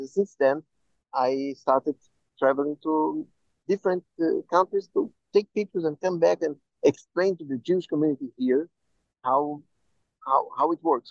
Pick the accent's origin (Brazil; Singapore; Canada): Brazil; I am Jew, I am Jew from Brazil